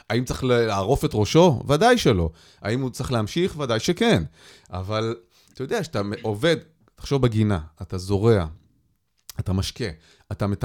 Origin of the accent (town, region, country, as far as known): Israel; born or raised there